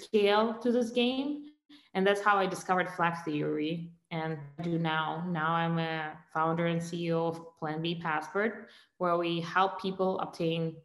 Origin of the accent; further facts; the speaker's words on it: Russia; moved away as an adult; now in United States; I was born and raised in Russia. I moved to the US almost 6 years ago